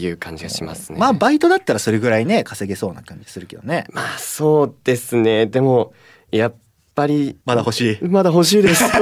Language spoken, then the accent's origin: Japanese; Oita, Japan; 私は九州は大分県大分市出身でございます。大分です。そうですね。もう生まれも育ちも大分で。